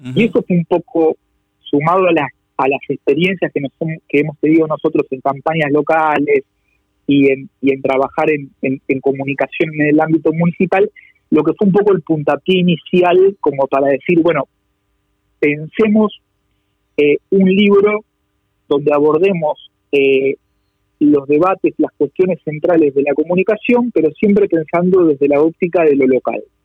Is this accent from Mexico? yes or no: no; Buenos Aires, Argentina; quienes trabajamos por ahí en campañas del, interior del país, pero que por ahí venimos de la ciudad de Buenos Aires